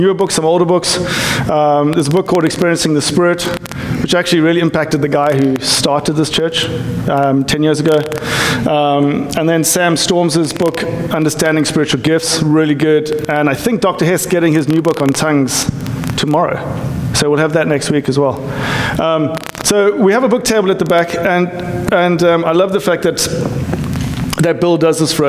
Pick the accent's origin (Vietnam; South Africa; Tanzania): South Africa; now in United States; I'm South African